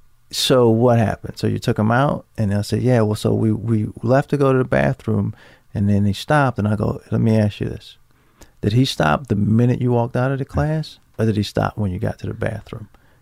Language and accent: English; Baltimore, Maryland, United States; I'm from Baltimore. I'm used to going up and down 95